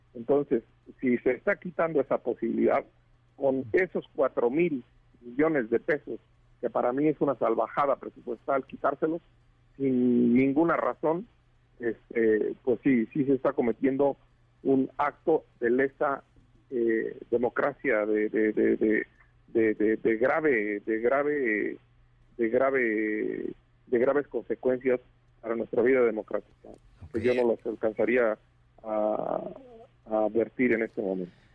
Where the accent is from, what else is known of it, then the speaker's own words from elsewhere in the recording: Michoacán, Mexico; Yo soy de Michoacán